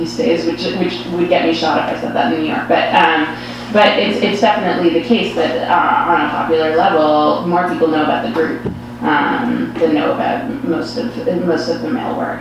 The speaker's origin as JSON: {"language": "English", "country": "Canada", "said": "being Canadian"}